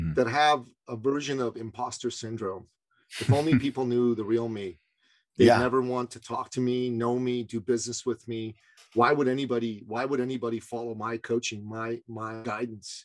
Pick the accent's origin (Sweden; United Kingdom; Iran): Iran; now in Canada; I grew up in Iran